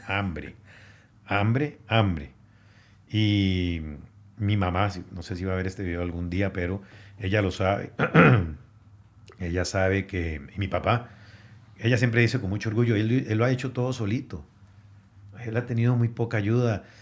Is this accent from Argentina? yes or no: no; Moravia, San José, Costa Rica; moved away as an adult; also born or lived in New Jersey, United States; now in Guatemala; Moravia, que es donde crecí, en San José